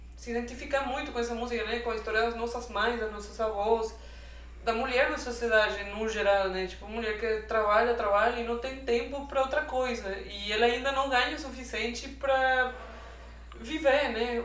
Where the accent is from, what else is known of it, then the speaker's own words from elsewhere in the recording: Venezuela; Portuguese is a second language; moved away as an adult; now in Brazil; eu sou venezuelana, tipo, tenho três anos morando aqui no Brasil